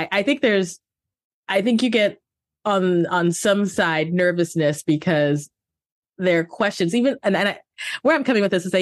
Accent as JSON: {"language": "English", "country": "United States", "said": "I'm also American"}